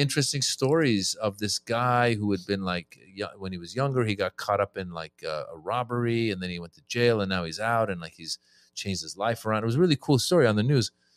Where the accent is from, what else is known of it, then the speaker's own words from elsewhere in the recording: Northern California, United States; also born or lived in Iran; born in Iran. I grew up in Northern California